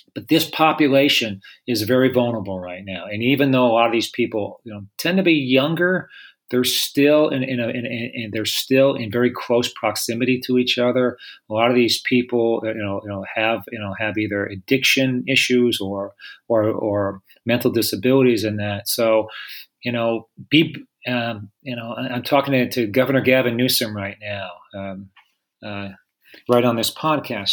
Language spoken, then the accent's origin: English; Pennsylvania, United States; grew up very poor in Pennsylvania